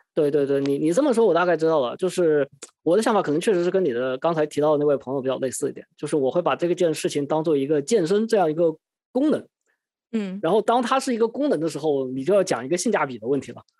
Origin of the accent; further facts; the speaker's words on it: Wuhan, Hubei, China; moved away; also born or lived in Sydney, Australia; 在湖北的一些地方，因为毕竟是我的家乡嘛